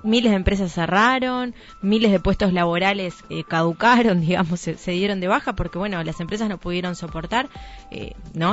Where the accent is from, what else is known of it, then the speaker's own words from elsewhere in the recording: Montevideo, Uruguay; moved away as an adult; now in Nueva Helvecia, Uruguay; no nací en Nueva Albesia, por ejemplo. Yo soy de Montevideo y en un momento tuve que tomar la decisión de venirme a, vivir a Nueva Albesia